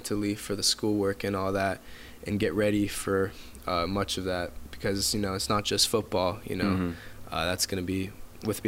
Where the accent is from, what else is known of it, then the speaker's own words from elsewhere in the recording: Calabasas, California, United States; also born or lived in Agoura Hills; I grew up in Calabasas. I was born there. I moved right before middle school to Agoura Hills